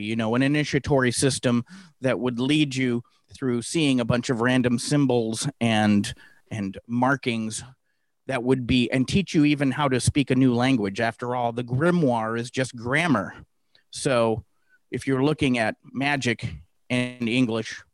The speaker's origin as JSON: {"language": "English", "town": "Santa Clara", "region": "California", "country": "United States", "tie": "born or raised there", "said": "growing up in the Bay Area, uh, Silicon Valley, Santa Clara, California, to be specific"}